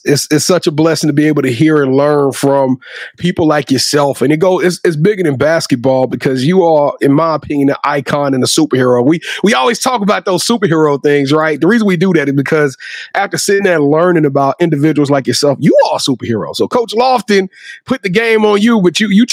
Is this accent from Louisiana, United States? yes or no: yes; Louisiana, United States; I'm from Louisiana.